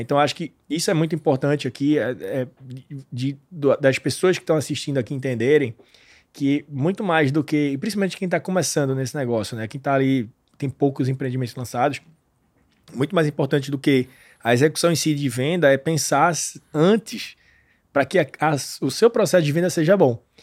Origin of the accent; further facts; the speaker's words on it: Pernambuco, Brazil; eu sou de Pernambuco